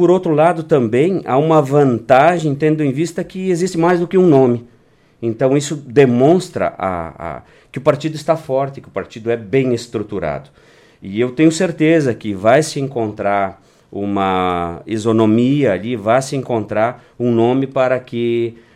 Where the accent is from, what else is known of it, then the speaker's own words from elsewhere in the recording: Arroio Galdino, Rio Grande do Sul, Brazil; born there; eu nasci numa pequena localidade que pertencia na época a Lajeado, se não me engano, chamado Arroio Galdino. Fica no interior hoje de Boqueirão do Leão, divisa com o município de Sério.